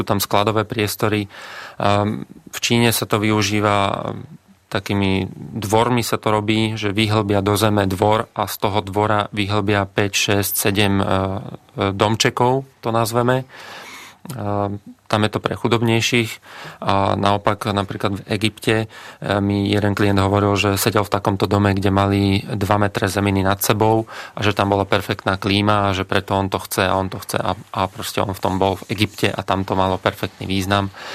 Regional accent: Brhlovce, Nitra Region, Slovakia; u nás v Brhlovciach eh, na juhu Slovenska

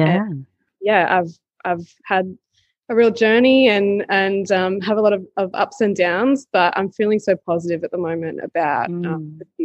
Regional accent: Newcastle, New South Wales, Australia; also born or lived in Sydney; I grew up in Newcastle, which is like a regional town in New South Wales.

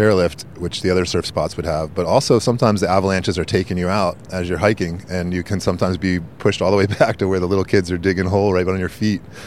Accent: East Coast, United States; now in San Francisco, United States; when I grew up in the East Coast, where I learned to surf

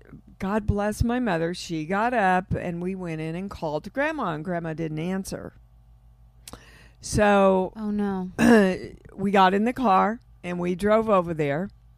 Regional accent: Kansas City, Missouri, United States; Kansas City.

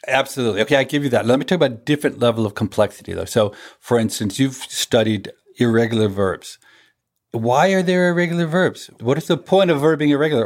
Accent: United States; I'm from the United States.

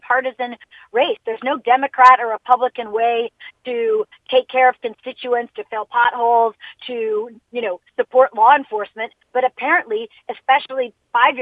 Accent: Jamaica; now in United States; I'm an immigrant from Jamaica

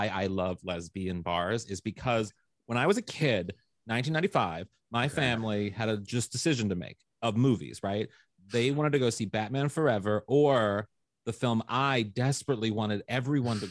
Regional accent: St. Louis, Missouri, United States; moved away; I'm from St. Louis, Missouri

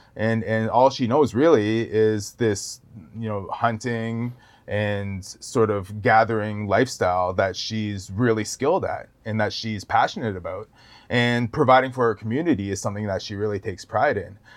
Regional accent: Wasauksing First Nation reserve, near Parry Sound, Ontario, Canada; I grew up on the reserve

